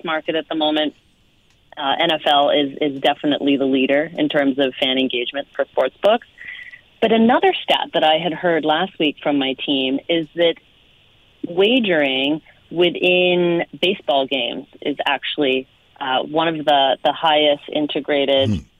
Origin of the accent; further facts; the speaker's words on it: Canada; moved away; also born or lived in Las Vegas; as a Canadian